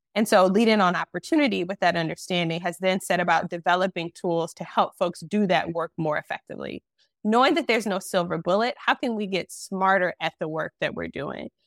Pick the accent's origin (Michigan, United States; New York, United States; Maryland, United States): Michigan, United States; Detroit; moved away as an adult; now in Charlotte, United States; I am originally from Detroit. My husband is from Detroit. We grew up together.